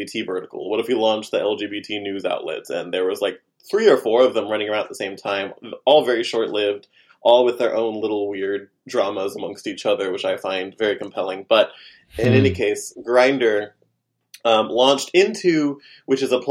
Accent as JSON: {"language": "English", "region": "Oklahoma", "country": "United States", "tie": "born or raised there", "moved": "yes", "lives_now": "New York, United States", "said": "go back home to the farm in Oklahoma to stay with my parents"}